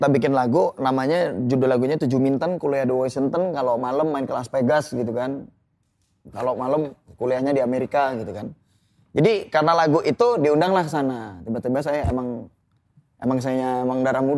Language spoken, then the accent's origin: Indonesian; Lampung, Indonesia; dari ya emang di kampung saya lingkungannya ganja sabu itu emang emang lumrah gitu loh. Hmm. Di pergaulan di situ di Lampung tuh kayak kayak beli kacang